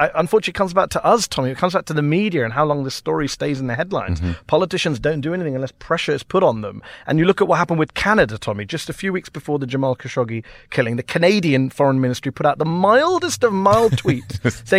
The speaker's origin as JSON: {"language": "English", "country": "United Kingdom", "said": "It's not just the U.S. I'm from Britain."}